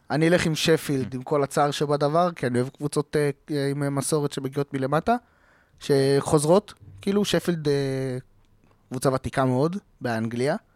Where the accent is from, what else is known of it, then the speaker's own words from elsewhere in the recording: Israel; ככה אנחנו ישראלים